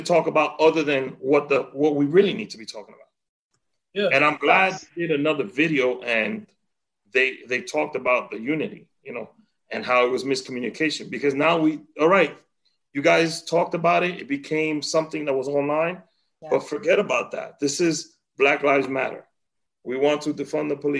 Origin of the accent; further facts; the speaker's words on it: Santiago, Dominican Republic; moved away; growing up in DR